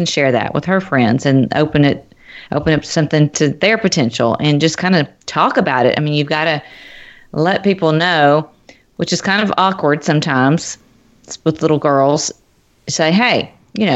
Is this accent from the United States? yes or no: yes; Nashville, Tennessee, United States; now in Cincinnati, United States; I live in Cincinnati, but my family lives in Nashville. I'm from Nashville